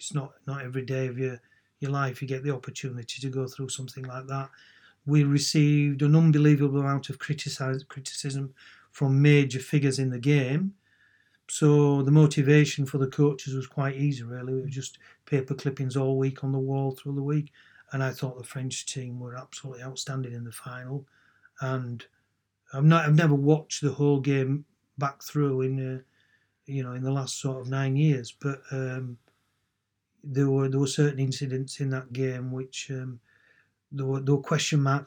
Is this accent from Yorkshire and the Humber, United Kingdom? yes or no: yes; Yorkshire and the Humber, United Kingdom; a Yorkshireman and an Englishman